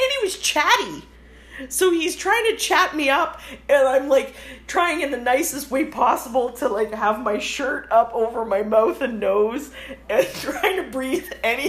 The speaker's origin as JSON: {"language": "English", "country": "Canada", "accent": "Canadian", "said": "Sorry, my Canadian accent might have..."}